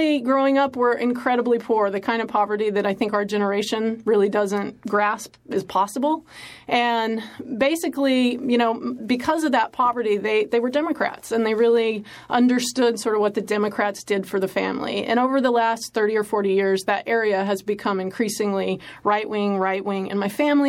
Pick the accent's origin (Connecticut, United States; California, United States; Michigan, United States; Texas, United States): Texas, United States; West Texas-New Mexico border, United States; I grew up on the West Texas-New Mexico border, about 2 hours north of Mexico